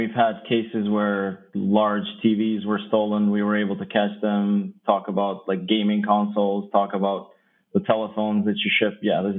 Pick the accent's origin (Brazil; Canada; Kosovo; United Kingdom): Kosovo; moved away; I'm originally from Kosovo